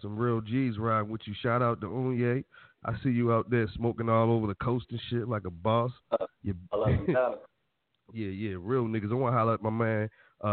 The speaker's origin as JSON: {"language": "English", "town": "Irvington", "region": "New Jersey", "country": "United States", "said": "That's still my hood, even though I'm from Irvington."}